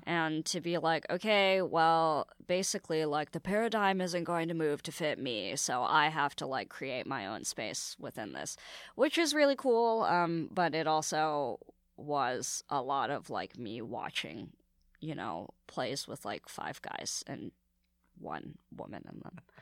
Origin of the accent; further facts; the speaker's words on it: San Francisco, California, United States; now in New York, United States; San Francisco is a really cool place to grow up, like young and Asian